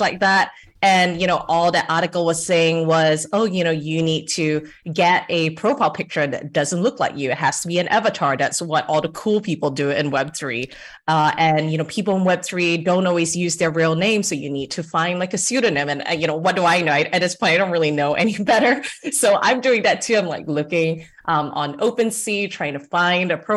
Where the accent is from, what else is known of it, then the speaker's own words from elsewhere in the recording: Singapore; moved away as an adult; now in United States; I'm Singaporean, Singapore born and raised